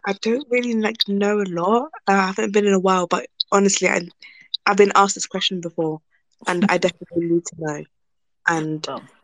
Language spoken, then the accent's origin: English; United Kingdom; I'm Nigerian, but I was born and I live in the UK